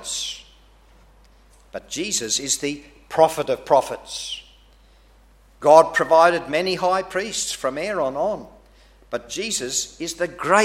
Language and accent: English; Australia; being an Australian